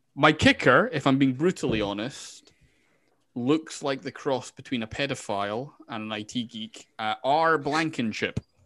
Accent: Scotland, United Kingdom; I'm from Scotland

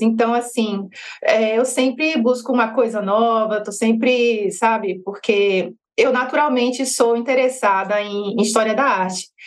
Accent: Petrolina, Pernambuco, Brazil; moved away as an adult; also born or lived in Juazeiro, Bahia / Salvador, Bahia / Rio de Janeiro; eu sou baiana, nascida em Juazeiro da Bahia e vivi minha vida toda em Petrolina, Pernambuco

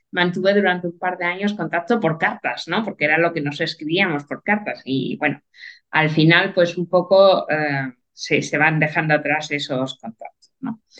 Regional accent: Andalusia, Spain; also born or lived in Santander; cuando era, nací en Santander, eh, hace ya unos cuantos años, no vamos a entrar mucho

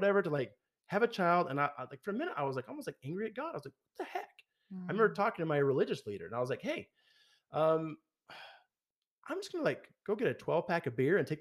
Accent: Logan, Utah, United States; my hometown of Logan

